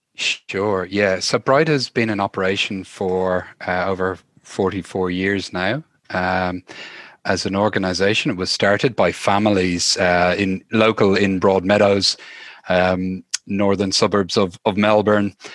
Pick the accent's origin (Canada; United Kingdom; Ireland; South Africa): Ireland; Dublin, Leinster; moved away as an adult; now in Australia; I'm from Dublin, uh, Ireland originally.